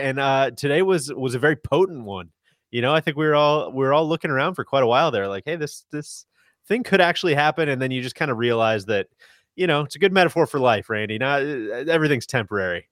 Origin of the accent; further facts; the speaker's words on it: United States; as an American